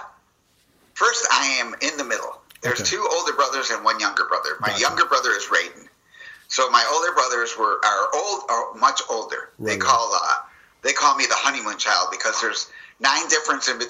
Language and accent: English; Chicago, Illinois, United States; because I'm from Chicago